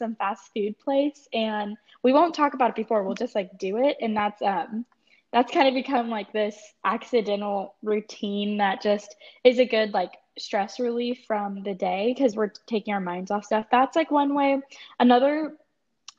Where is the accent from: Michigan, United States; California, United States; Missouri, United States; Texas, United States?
Texas, United States; Dallas; moved away as an adult; now in Austin, United States; I was born and raised in Dallas